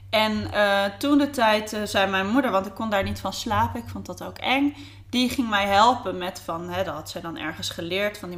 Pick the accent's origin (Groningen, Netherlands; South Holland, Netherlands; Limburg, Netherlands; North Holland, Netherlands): South Holland, Netherlands; Delft; moved away as an adult; now in Amsterdam, Netherlands; ik ben een echte Amsterdammer. Nou, niet echt meer, want ik was heel jong, ging ik weer eh, ging ik naar het zuiden inderdaad. Eh, in Delft zou je toe gaan wonen.